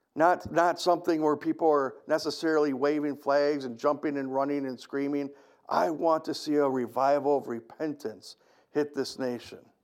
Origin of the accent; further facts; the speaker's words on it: United States; I love being an American